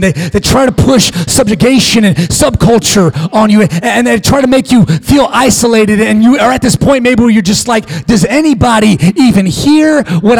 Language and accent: English; United States; as American Christians